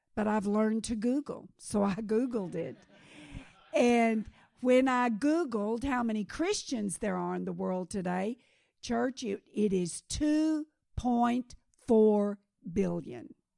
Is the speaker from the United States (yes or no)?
no; Kenya